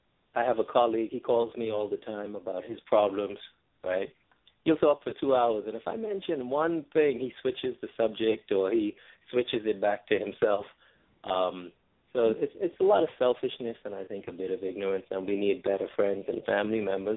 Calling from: New York, United States; Calling from New York.

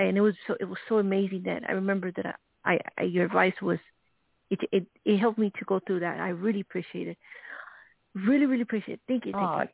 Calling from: Arizona, United States

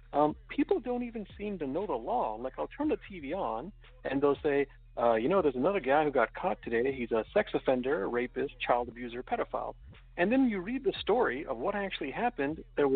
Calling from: Los Angeles, California, United States; I'm calling from Los Angeles, California.

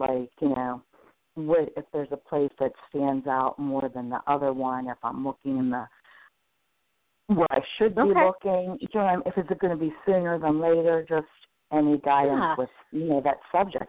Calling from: Pennsylvania, United States

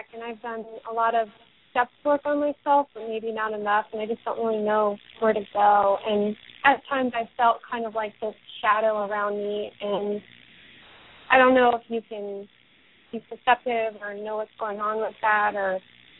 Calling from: Las Vegas, Nevada, United States; I'm from Las Vegas, Nevada.

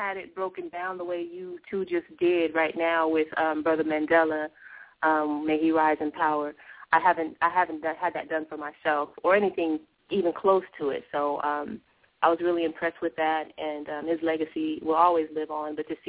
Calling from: California, United States; I'm calling from California.

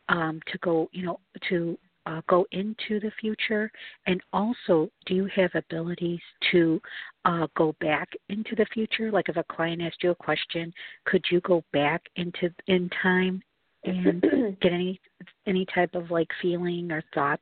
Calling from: Chicago, Illinois, United States; I'm calling from Chicago.

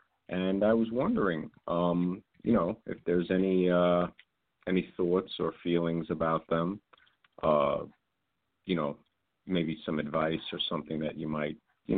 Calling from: New York, United States; I'm calling from New York.

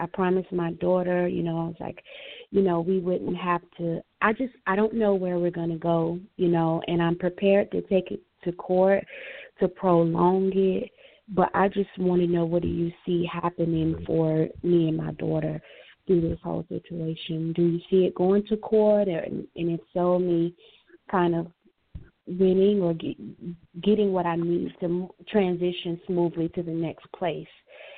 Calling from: Florida, United States; Yes, hi. I'm calling from Florida.

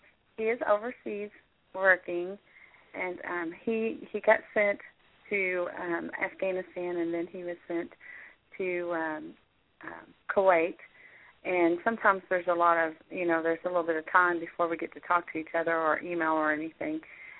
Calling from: Kentucky, United States; …. Kentucky.

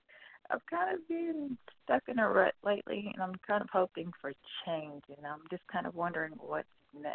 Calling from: Campbellsville, Kentucky, United States; I'm calling from Kentucky.

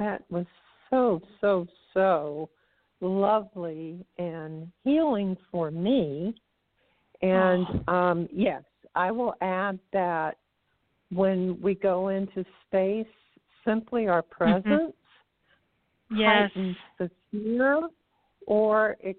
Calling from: Florida, United States; I'm in Florida.

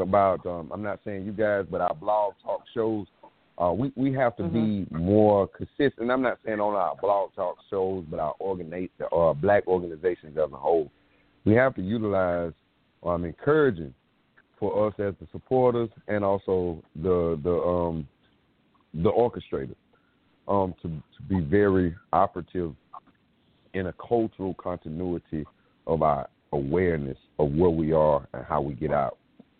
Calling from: South Carolina, United States; I'm calling from South Carolina.

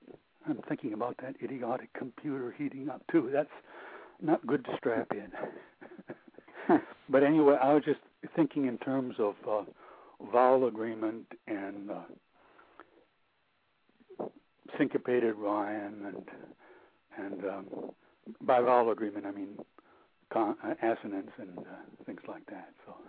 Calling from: Sonoma, California, United States; This is Sonoma, up north.

